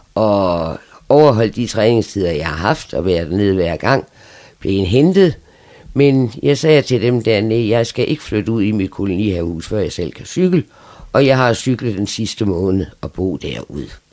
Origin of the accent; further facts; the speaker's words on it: Frederikshavn, North Denmark Region, Denmark; also born or lived in Aalborg / Læsø; Og der boede vi ude til jeg var fem år, så flyttede vi til Frederikshavn. Og så fik han arbejde her, og så har vi været her lige siden